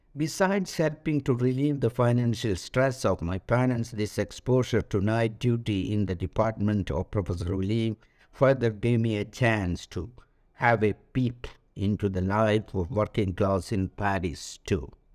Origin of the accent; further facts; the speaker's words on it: India; moved away as an adult; also born or lived in France; Being an Indian national